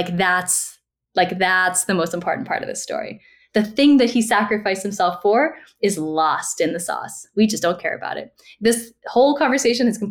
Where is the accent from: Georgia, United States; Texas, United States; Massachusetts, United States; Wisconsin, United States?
Massachusetts, United States; Woburn; born or raised there